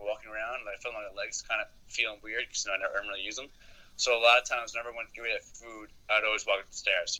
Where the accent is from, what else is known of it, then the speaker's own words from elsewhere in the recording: New York City, New York, United States; now in Milwaukee, United States; sophomore, from New York City